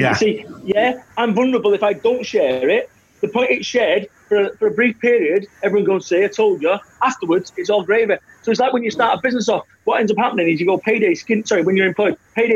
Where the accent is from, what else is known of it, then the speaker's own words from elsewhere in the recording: Salford, North West England, United Kingdom; I am from Salford, Manchester.